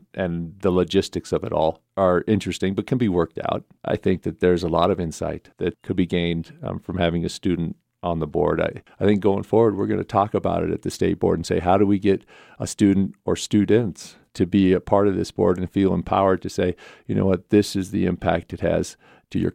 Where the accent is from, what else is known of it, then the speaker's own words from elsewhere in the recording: Pinedale, Wyoming, United States; We in Pinedale, where I grew up, we had 200 kids in the high school